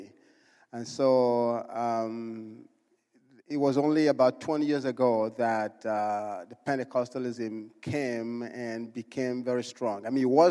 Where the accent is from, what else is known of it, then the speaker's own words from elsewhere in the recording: Enugu, Enugu State, Nigeria; moved away; I was born in Nigeria. I was born in a city called Enugu